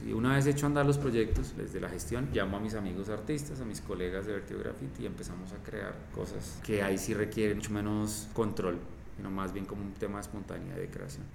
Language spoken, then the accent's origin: Spanish; Colombia; nosotros los colombianos